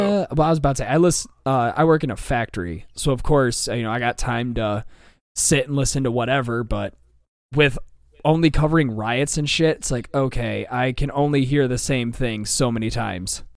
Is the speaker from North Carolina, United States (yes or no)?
no; Michigan, United States